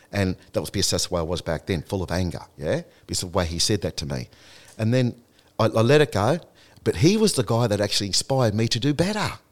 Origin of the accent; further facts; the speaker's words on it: Australia; to let them know that I'm an Aboriginal man, but I'm an Australian like you are